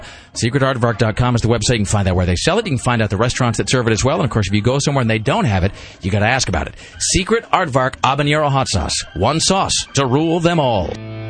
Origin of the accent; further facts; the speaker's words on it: Pacific Northwest, United States; Like growing up in the Northwest, there was this band called ….